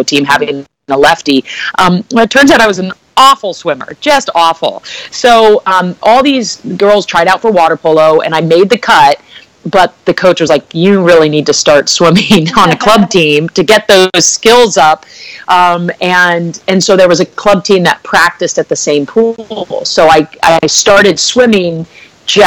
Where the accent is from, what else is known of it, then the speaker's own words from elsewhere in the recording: Bay Area, Northern California, United States; I'm originally from Northern California, the Bay Area